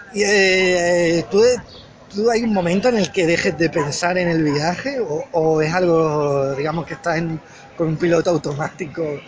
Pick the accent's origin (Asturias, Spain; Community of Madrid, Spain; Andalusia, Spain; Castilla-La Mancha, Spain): Andalusia, Spain; Málaga; moved away; also born or lived in United States; con Málaga. O sea, yo, yo eh, siento cierto relación amor-odio con mi ciudad de nacimiento